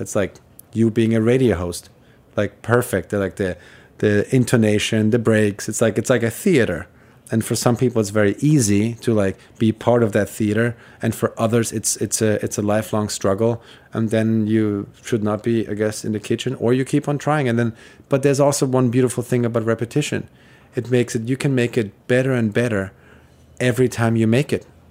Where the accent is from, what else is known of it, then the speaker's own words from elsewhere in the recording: Vienna, Austria; moved away as an adult; now in New York City, United States; I am from Vienna. I grew up there, and I, I moved, uh, to the U S when I was twenty-one